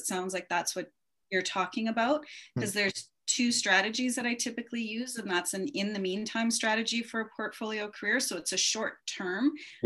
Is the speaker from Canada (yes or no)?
yes; Canada; also born or lived in Japan / Calgary, Alberta; our Canadian version of, you know, preparing for work